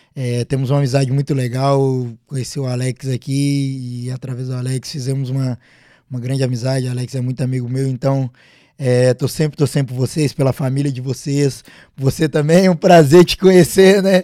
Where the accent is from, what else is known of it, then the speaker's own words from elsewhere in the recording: Minas Gerais, Brazil; moved away; eu sou de Minas, cresci atleticano